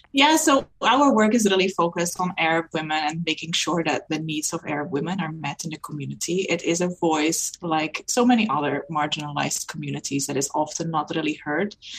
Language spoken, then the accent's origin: English; Netherlands; moved away as an adult; now in Canada; coming to Canada and really rethinking um, education not being recognized, even though I'm from Europe.